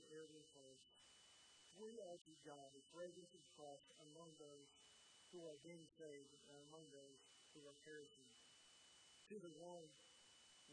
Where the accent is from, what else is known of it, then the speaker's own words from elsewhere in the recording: Edgewood, Indiana, United States; moved away as an adult; now in North Carolina, United States; I grew up in Edgewood, and I did the sports there